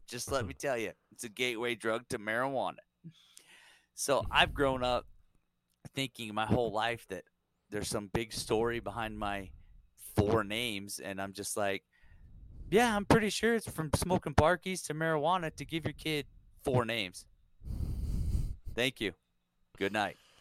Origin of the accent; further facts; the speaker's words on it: California, United States; growing up in California